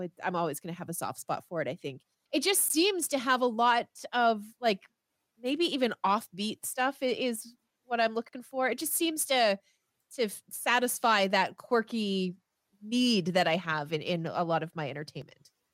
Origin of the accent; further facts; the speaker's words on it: Canada; I am Canadian